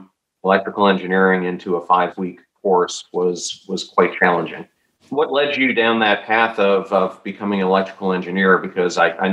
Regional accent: Pennsylvania, United States; now in Tampa Bay, United States; I grew up in Pennsylvania for most of my childhood

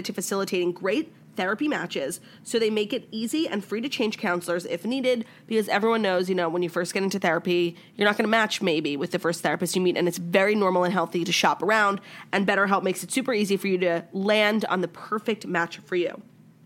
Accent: New York, United States; I'm from New York

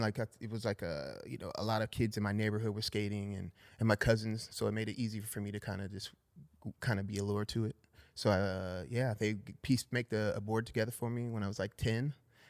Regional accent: San Fernando Valley, California, United States; San Fernando Valley, born and raised.

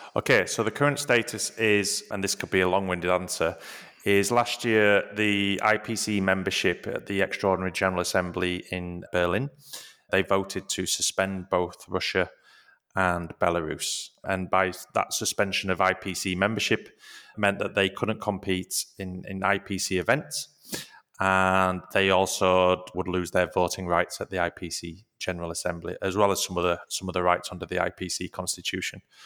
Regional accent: Leeds, Yorkshire and the Humber, United Kingdom; moved away; Leeds, which is where I'm from.

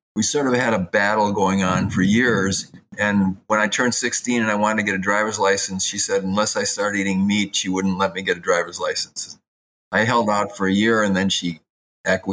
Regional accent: Madison, Wisconsin, United States; I grew up in Madison, Wisconsin, and when I was 13 years old

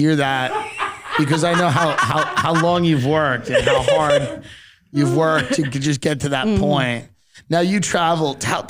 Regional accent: Long Island, New York, United States; I'm from Long Island.

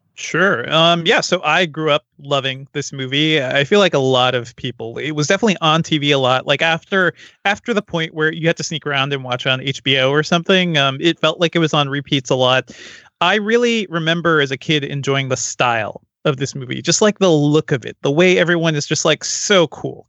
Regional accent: Connecticut, United States; as an East Coast kid growing up in Connecticut

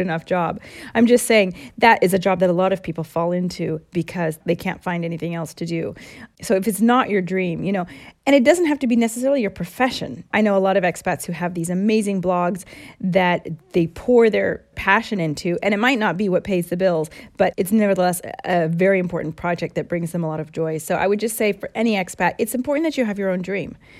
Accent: United States; moved away; I'm one hundred percent American

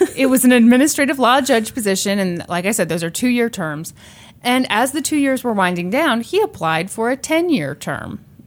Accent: Kansas City, United States; we're from Kansas City

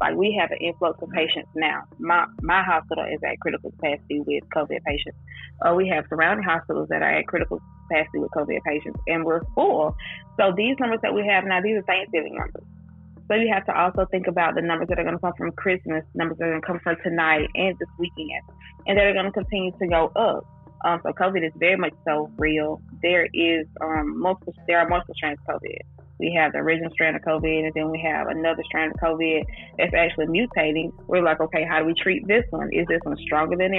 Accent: Fort Valley, Georgia, United States; I'm from Fort Valley, born and raised in Fort Valley, went to school through Fort Valley

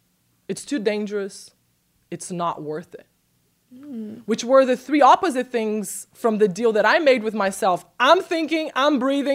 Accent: Brazil; I'm from Brazil.

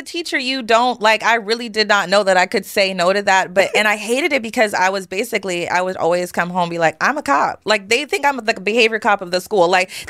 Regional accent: Spokane, Washington, United States; I am from Spokane, y'all. Rachel Dolezal Land.

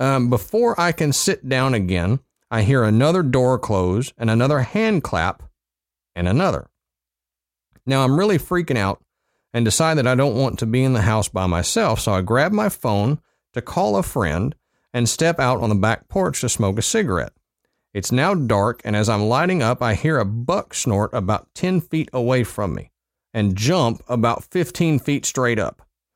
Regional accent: West Virginia, United States; I'm sure you'll be disappointed that considering I'm from West Virginia, more didn't happen.

